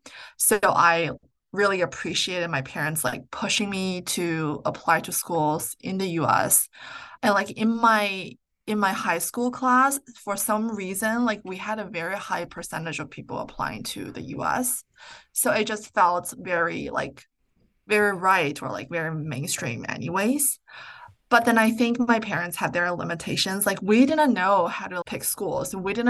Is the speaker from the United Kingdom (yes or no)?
no; Vancouver, British Columbia, Canada; Like when I was growing up in Vancouver, there were a lot of people, a lot of rich people in Canada, in Vancouver specifically.